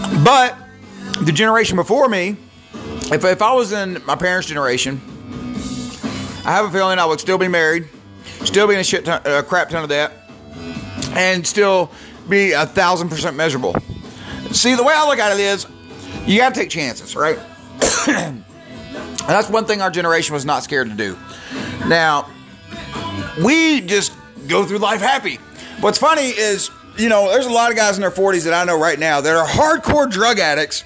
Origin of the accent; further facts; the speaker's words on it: Georgia, United States; I'm from Georgia.